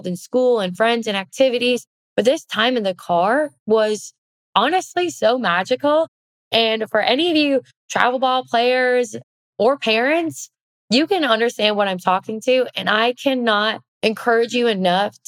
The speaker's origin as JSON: {"language": "English", "town": "Oshkosh", "region": "Wisconsin", "country": "United States", "tie": "born or raised there", "said": "I was born and raised in Oshkosh, Wisconsin."}